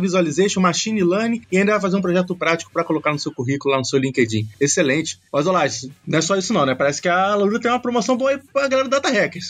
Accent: Rio de Janeiro, Brazil; moved away as an adult; now in Belo Horizonte, Brazil; eu sou do Rio de Janeiro e tô morando aqui em Belo Horizonte

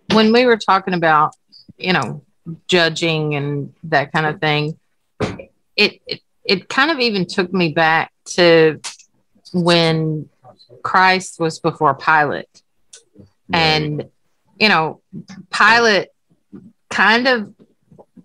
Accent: Virginia, United States; now in Alabama, United States; I'm from Virginia

